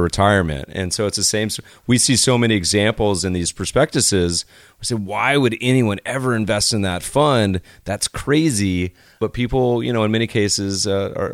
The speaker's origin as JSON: {"language": "English", "region": "Colorado", "country": "United States", "tie": "born or raised there", "said": "I grew up partially in Colorado"}